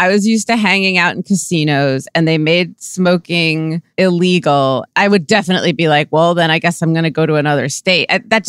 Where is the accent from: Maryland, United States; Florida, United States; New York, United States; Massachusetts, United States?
New York, United States; Westchester; now in New York City, United States; been here since 96. So I've seen it all. And I grew up in Westchester. So I was like watched Al Roker and Sue Simmons on Channel 4 News and remember Ed Koch and Dinkins and all of them.